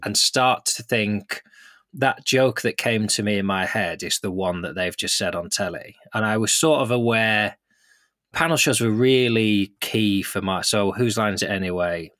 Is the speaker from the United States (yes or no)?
no; Lancaster, North West England, United Kingdom; I grew up in Lancaster, which is a big enough city